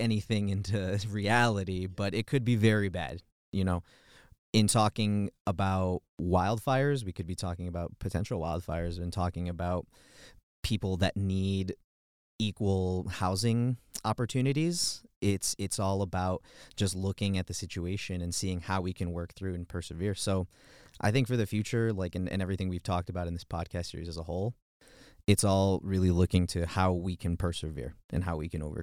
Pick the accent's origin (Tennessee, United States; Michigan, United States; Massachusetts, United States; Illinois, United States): Illinois, United States; Chicago; moved away as an adult; now in Boulder, United States; I come from Chicago, Chicago, Illinois, and I'm like what you would call a city kid